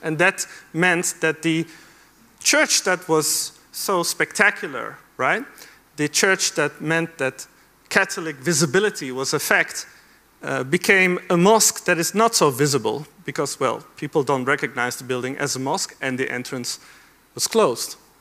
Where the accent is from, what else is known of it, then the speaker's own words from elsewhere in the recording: Amsterdam, North Holland, Netherlands; I grew up in Amsterdam